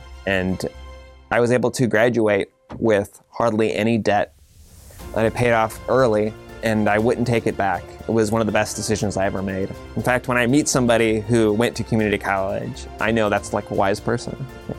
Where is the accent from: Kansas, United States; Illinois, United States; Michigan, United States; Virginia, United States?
Illinois, United States; Kankakee; I'm born and raised in Kankakee, Illinois. I grew up on Chicago Avenue in the historical district.